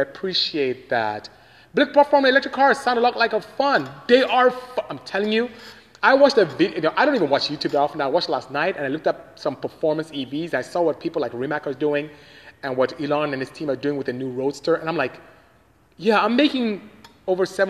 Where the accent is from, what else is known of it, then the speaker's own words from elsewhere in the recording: Nigeria; moved away; I am from Nigeria, West Africa. That's where I came from